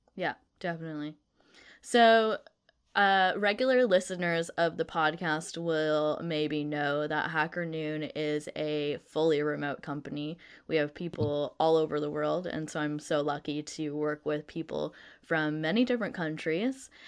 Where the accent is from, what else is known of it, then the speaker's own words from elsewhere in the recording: Canada; moved away as an adult; also born or lived in Vancouver, BC; now in Netherlands; I'm from Canada